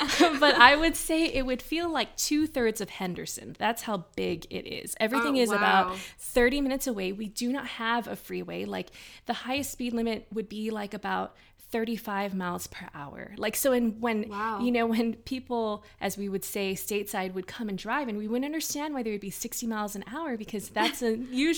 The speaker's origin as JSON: {"language": "English", "country": "Philippines", "said": "And growing up as a Filipina too, the scope of my perspective too is kind of much smaller."}